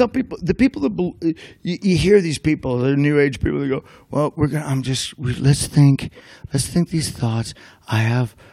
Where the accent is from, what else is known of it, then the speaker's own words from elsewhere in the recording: Ireland; she knew I was going to lie because I'm Irish.